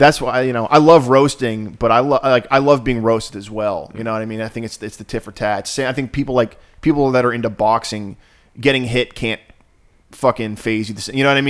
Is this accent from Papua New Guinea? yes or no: no; Ireland; I'm Irish, right?